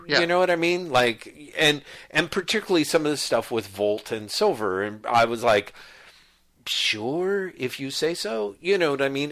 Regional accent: United States; I'm an American dude

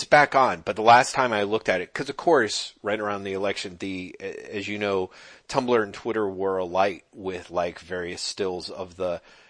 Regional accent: United States; I'm an American guy

